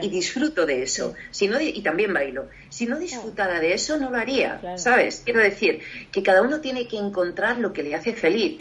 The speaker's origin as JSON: {"language": "Spanish", "country": "Spain", "also_born_or_lived": "Paris, France"}